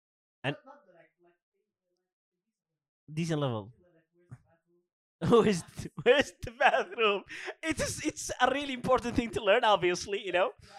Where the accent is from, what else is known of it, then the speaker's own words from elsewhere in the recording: Alabama, United States; I am from Alabama.